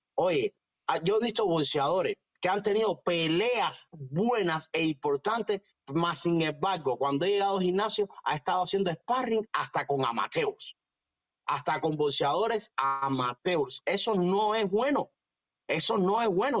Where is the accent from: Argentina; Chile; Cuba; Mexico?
Cuba; yo soy de San Ignacio